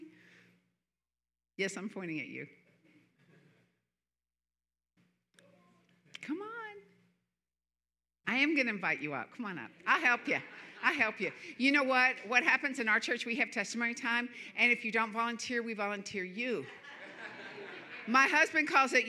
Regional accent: Florida, United States; moved away; I'm from Florida, and it's hot here.

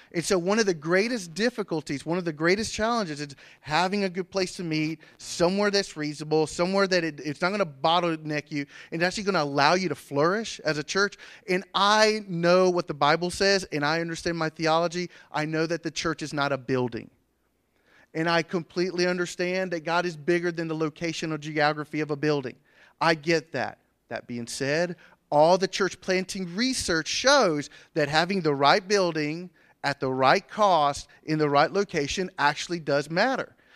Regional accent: Andrew, United States; I grew up in Andrew

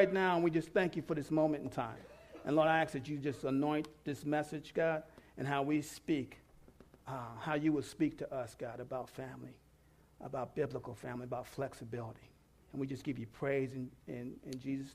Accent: New York City, New York, United States; I'm from New York City. I was raised with everybody

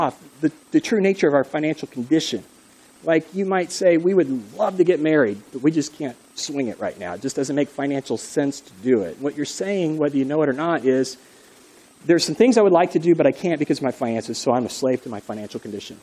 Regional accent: United States; You and me, Americans

